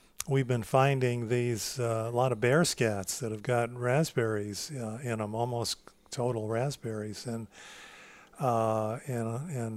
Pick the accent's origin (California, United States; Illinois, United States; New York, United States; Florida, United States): New York, United States; East Central; I grew up as a farm kid. We had a family-owned dairy farm, and of course, this was in East Central New York, kind of on the fringes of the Catskill Mountains